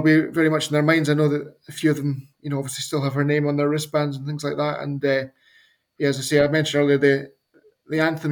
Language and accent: English; Scotland, United Kingdom; as a Scotsman